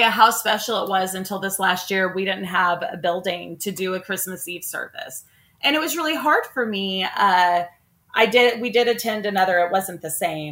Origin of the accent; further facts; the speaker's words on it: Oklahoma, United States; I'm from Oklahoma